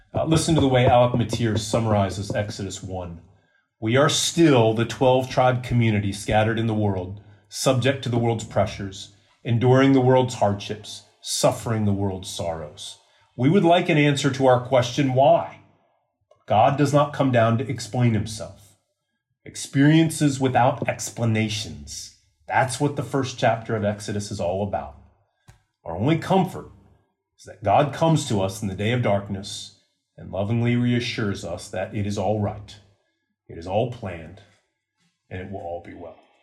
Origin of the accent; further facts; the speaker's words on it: United States; moved away; in my home country